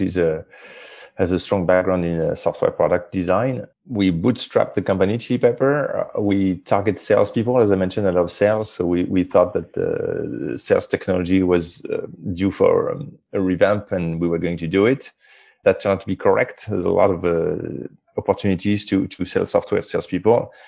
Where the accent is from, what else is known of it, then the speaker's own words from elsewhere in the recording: France; moved away as an adult; I grew up in France